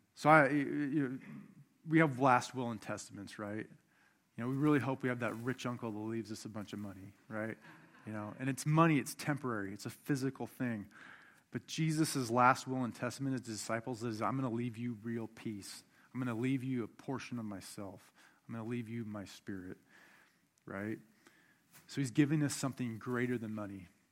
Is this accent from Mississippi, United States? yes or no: no; Buckley, Washington, United States; I grew up outside of Mount Rainier in Buckley as a kid